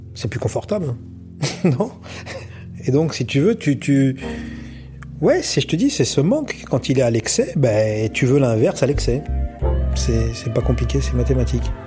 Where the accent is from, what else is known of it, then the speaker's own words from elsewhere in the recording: Aubergenville, Île-de-France, France; moved away as an adult; also born or lived in Dubai, United Arab Emirates / Abu Dhabi, United Arab Emirates; je suis né à Aubergenville